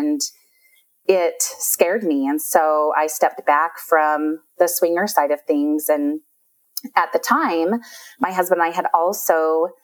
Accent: Utah, United States; I've lived, born and raised in Utah. So lived here my whole life.

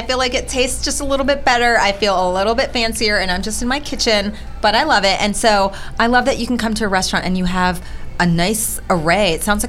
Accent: Loudoun County, Virginia, United States; I am actually from Loudoun County

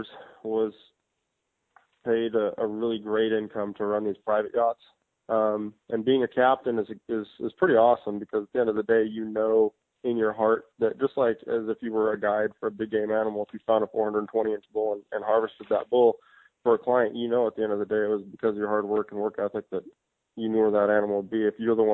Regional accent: Hawaii, United States; I was born in Hawaii in 1978. And, you know, I was always raised around fishing for big blue marlin

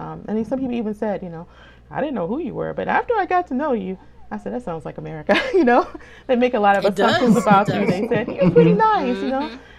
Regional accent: United States; some people would recognize, you know, maybe after hearing me speak that I'm American, but for the most part, I felt more African abroad, and it really pushed me to learn more about my heritage

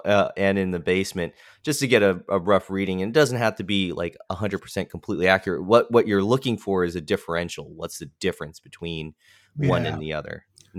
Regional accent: Alabama, United States; where I'm from Alabama, Northern Alabama

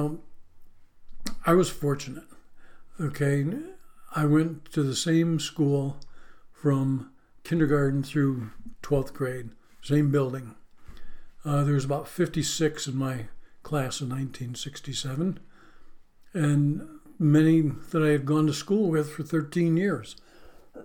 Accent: Western New York, United States; moved away; growing up in Western New York, we were right on the borderline of Pennsylvania

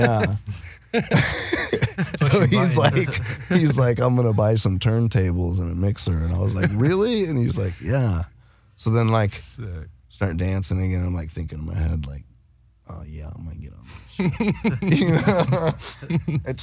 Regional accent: Iowa, United States; also born or lived in Colorado; I moved back from Colorado. We lived there for like 4 years, 4 or 5 years, the family did, from like 7 to 11. And then we moved back to Iowa

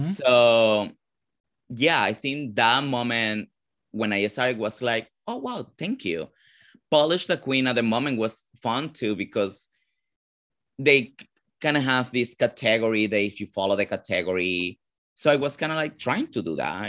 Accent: Caracas, Capital District, Venezuela; English is a second language; moved away as an adult; also born or lived in Ecuador / Nashville, Tennessee / New York; now in United States; I'm actually born and raised in Venezuela

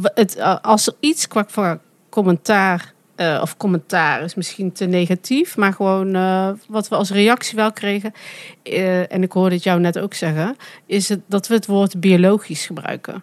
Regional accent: Netherlands; accent: zachte G; mijn zachte G

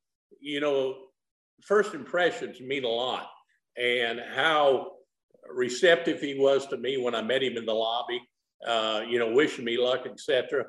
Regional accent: Nebraska, United States; I grew up in Nebraska

